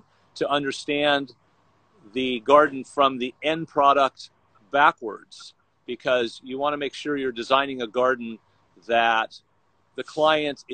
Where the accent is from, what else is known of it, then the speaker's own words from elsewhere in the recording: Vero Beach, Florida, United States; moved away as an adult; now in Los Angeles, United States; Born and raised in Florida, sort of the Palm Beach area, a little town called Vero Beach